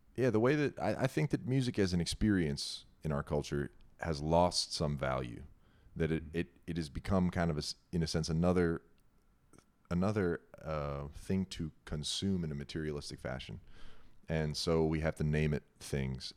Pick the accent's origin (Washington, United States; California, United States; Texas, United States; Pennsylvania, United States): Pennsylvania, United States; New Cumberland; moved away as an adult; also born or lived in New York; I was born in New Cumberland, Pennsylvania.